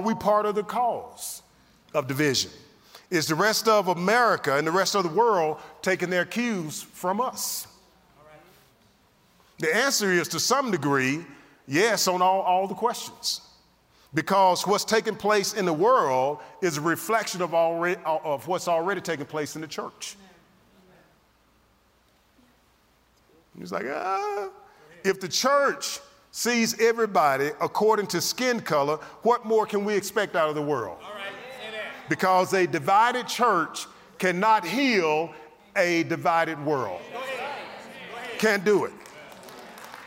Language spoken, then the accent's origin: English; the South, United States; I'm from the South.